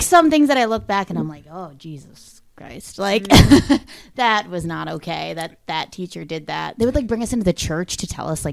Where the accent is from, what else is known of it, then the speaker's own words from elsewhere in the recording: Minneapolis, Minnesota, United States; also born or lived in Boston; I grew up in Minneapolis